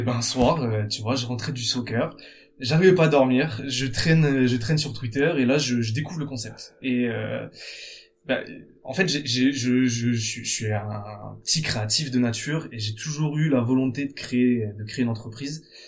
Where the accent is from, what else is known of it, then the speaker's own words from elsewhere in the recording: Bordeaux, Nouvelle-Aquitaine, France; je suis originaire de Bordeaux